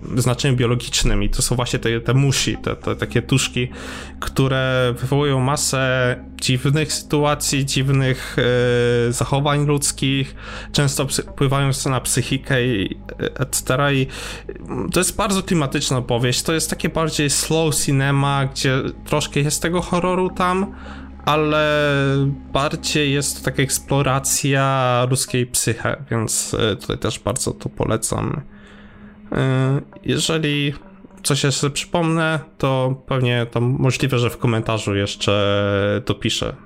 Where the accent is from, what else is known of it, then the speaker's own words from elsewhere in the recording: Subcarpathian Voivodeship, Poland; wychowywałem na Cartoon Network, ponieważ jestem z prowincji podkarpackiej